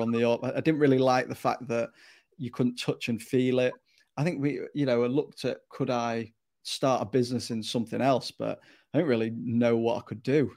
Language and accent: English; Stockport, North West England, United Kingdom; moved away as an adult; also born or lived in Newcastle upon Tyne; I'm originally from South Manchester, Stockport, to be, uh, exact, and, uh, I grew up in, in that area